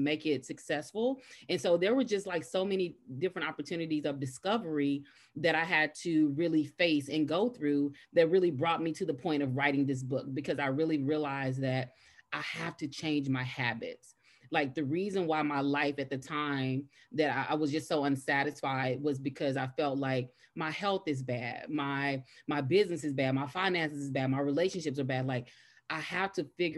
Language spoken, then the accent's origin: English; Dallas, Texas, United States; originally born and raised in Dallas